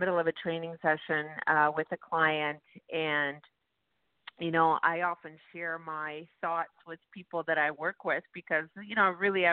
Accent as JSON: {"language": "English", "town": "Vancouver", "region": "British Columbia", "country": "Canada", "tie": "born or raised there", "moved": "yes", "lives_now": "Toronto, Canada", "said": "I actually grew up in Canada, Vancouver, Canada."}